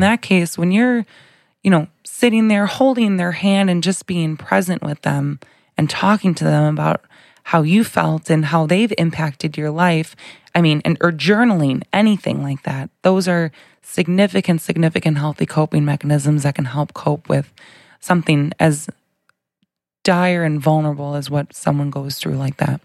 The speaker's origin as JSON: {"language": "English", "town": "Bolingbrook", "region": "Illinois", "country": "United States", "tie": "born or raised there", "said": "I grew up in um, Bolingbrook, I guess you could say. I've been there for, I was there for 28 years and then recently moved, but um, born and raised, same place"}